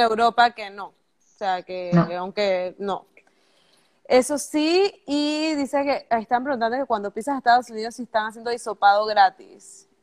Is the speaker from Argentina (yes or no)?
no; Bugaba, Chiriquí, Panama; also born or lived in United States; yo soy de Chiriquí